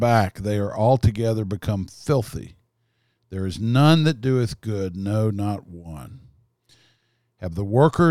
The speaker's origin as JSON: {"language": "English", "town": "Harlan", "region": "Kentucky", "country": "United States", "tie": "born or raised there", "also_born_or_lived": "Houston", "moved": "yes", "said": "I was born in November 4th of 56 in Harlan, Kentucky."}